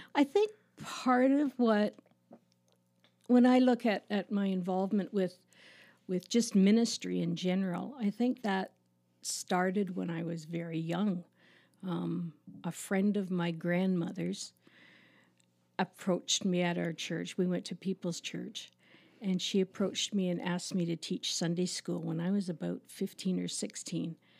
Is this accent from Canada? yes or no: yes; Toronto, Ontario, Canada; also born or lived in Markham, Ontario; now in Listowel, Canada; I grew up in Agincourt, which is a suburb of Toronto